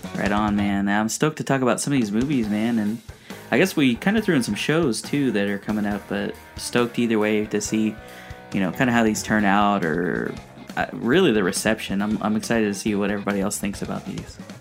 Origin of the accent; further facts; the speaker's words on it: United States; also born or lived in Mexico; growing up here in America